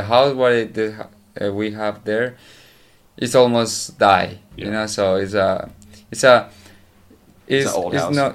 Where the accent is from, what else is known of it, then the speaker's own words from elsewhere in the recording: Andes, Antioquia, Colombia; English is a second language; I'm from Andes, Antioquia